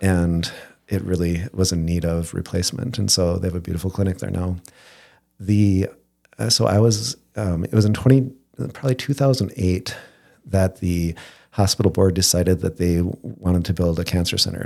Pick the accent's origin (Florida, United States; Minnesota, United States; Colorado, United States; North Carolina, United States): Minnesota, United States; Moorhead; also born or lived in Coldwater, Michigan / Fergus Falls, Minnesota; I was born in Coldwater, Michigan, but at s, in second grade, or no, sorry, two years old, my ki, my parents moved to Moorhead